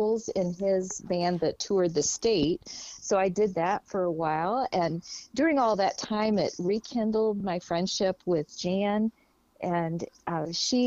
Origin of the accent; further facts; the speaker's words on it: Lafayette, Indiana, United States; We grew up in Lafayette, Indiana.